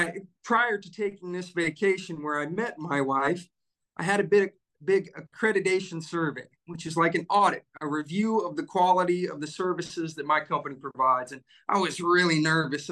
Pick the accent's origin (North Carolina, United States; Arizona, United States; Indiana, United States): Indiana, United States; Bloomington; I was born in Bloomington, Indiana. I've been an Indiana native all my life, proud Hoosier.